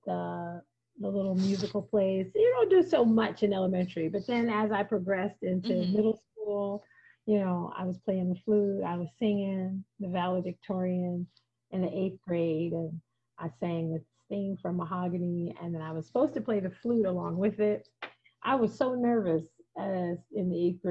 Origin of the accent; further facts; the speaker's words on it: Portland, Oregon, United States; also born or lived in Phoenix, Arizona; I was born in Portland, Oregon